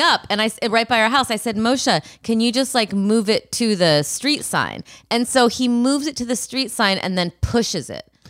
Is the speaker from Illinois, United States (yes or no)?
yes; Rockford, Illinois, United States; moved away; Chicago, my hometown, kind of.